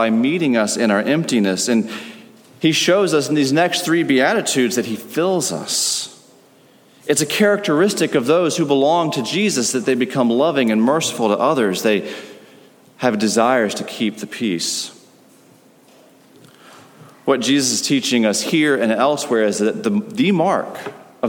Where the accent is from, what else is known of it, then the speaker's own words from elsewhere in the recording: United States; As an American